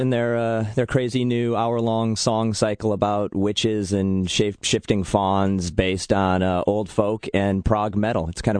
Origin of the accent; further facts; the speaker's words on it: outside Detroit, Michigan, United States; now in Portland, United States; growing up outside Detroit